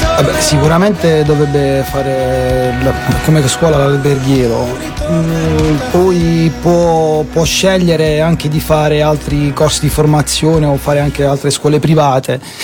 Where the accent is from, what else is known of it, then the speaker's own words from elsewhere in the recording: Putignano, Apulia, Italy; sono di Putignano